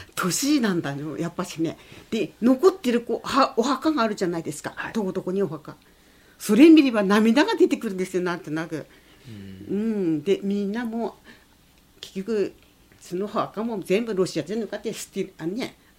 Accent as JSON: {"language": "Japanese", "town": "Yokohama", "region": "Aomori", "country": "Japan", "tie": "born or raised there", "also_born_or_lived": "Iturup (Etorofu) Island / Kushiro", "said": "横浜町でも一緒に暮らした人がいるんだけどもあのエドルフ"}